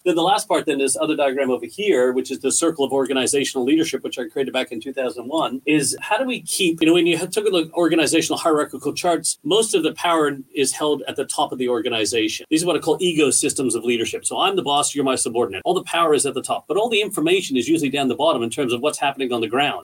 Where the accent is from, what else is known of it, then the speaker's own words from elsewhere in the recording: Canada; moved away as an adult; now in Australia; We're Canadian people um, we're really proud Canadians, but we're also really thankful for the great country that Australia is that we've called home now for the past 12, 13 years